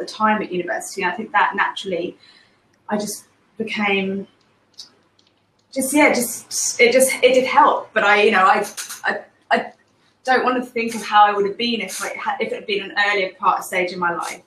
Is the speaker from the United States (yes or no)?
no; England, United Kingdom; now in Singapore; I'm from England originally, but I'm currently living in Singapore